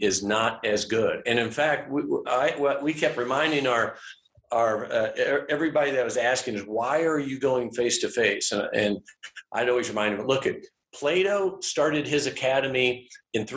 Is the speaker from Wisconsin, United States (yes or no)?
no; St. Joseph, Missouri, United States; also born or lived in Kansas City, Kansas; now in Atchison, United States; I grew up in Kansas City, Kansas. And then when I was 9, we moved to St. Joseph, Missouri